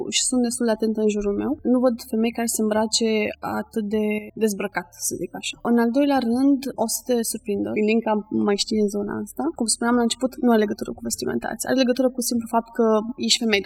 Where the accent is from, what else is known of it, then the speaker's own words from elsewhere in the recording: Bucharest, Romania; eu sunt din București